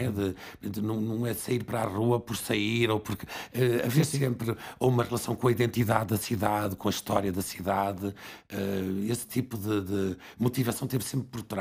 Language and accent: Portuguese; Barcelos, Braga, Portugal; eu vim para o Porto, venho de Barcelos, venho para o Porto